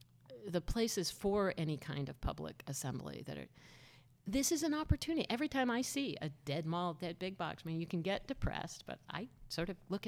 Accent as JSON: {"language": "English", "region": "New Jersey", "country": "United States", "tie": "born or raised there", "said": "I grew up in New Jersey, the most suburban state in the country."}